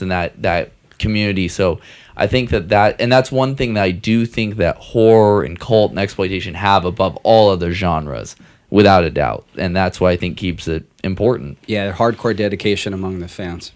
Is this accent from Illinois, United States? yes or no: no; Seattle, Washington, United States; I'm from Seattle